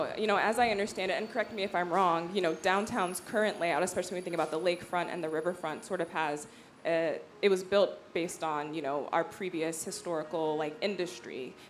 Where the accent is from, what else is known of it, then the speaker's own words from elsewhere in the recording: Cleveland, Ohio, United States; I grew up in Cleveland